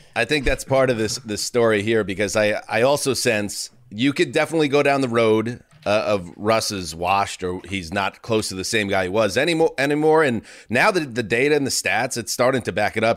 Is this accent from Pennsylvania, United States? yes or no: no; New York, United States; I grew up in New York